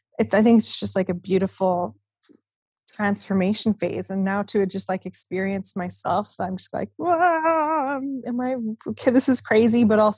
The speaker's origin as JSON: {"language": "English", "town": "Winnipeg", "region": "Manitoba", "country": "Canada", "tie": "born or raised there", "said": "I grew up in Winnipeg."}